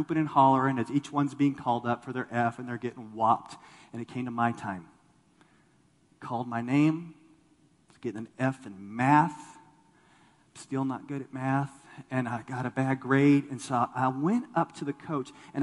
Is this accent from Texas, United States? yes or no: yes; Texas, United States; I grew up in Texas